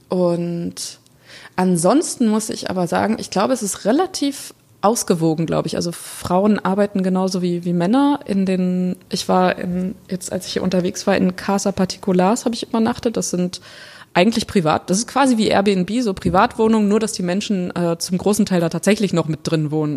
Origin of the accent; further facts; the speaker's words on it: Germany; Aus Deutschland